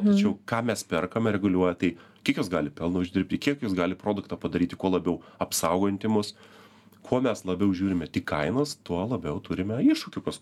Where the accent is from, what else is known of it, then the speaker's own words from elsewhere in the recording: Lithuania; Mes visi kaip lietuviai